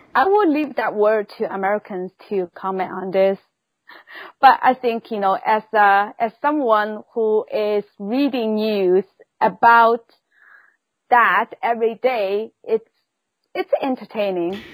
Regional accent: Shanghai, China; moved away; originally I was born in Shanghai of China.

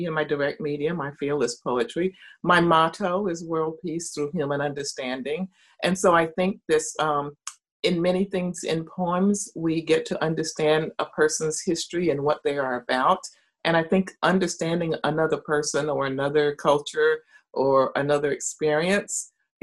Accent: Marion, North Carolina, United States; In the mountains of North Carolina, a little town called Marion. It's my hometown, where I was born

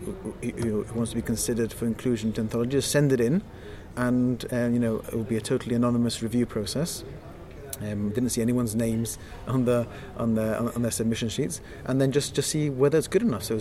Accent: Gibraltar; we are very small. We're sort of disconnected from the major publishing centres in the world

